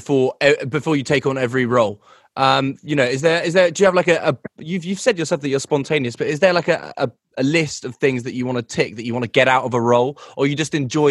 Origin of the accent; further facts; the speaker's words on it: United Kingdom; Now, being British myself